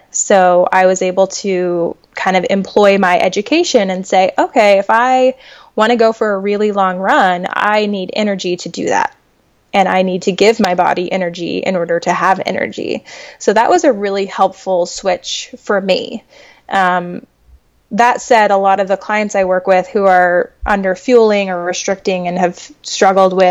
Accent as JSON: {"language": "English", "region": "New Mexico", "country": "United States", "said": "like, I'm from Northwest New Mexico."}